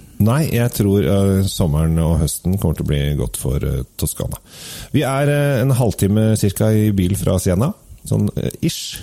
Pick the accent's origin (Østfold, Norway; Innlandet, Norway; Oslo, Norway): Oslo, Norway; Jeg er oppvokst på Sinsen